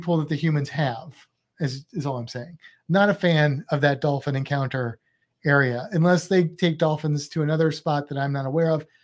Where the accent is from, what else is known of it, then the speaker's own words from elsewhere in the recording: United States; i only speak one language because I'm American